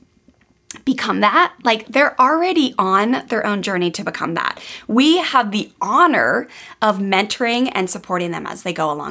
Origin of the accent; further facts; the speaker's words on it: Maryland, United States; moved away; I grew up on the East Coast of the United States in Maryland, where we had snowstorms, we had rain, we had ice